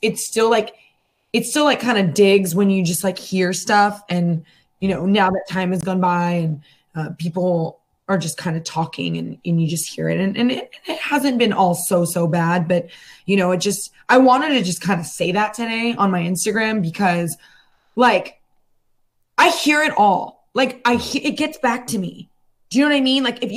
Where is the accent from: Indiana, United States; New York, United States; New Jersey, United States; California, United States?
California, United States; San Francisco; moved away as an adult; now in Los Angeles, United States; I'm originally from San Francisco